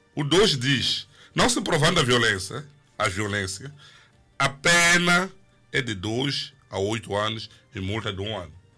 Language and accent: Portuguese; Mozambique; aqui em Moçambique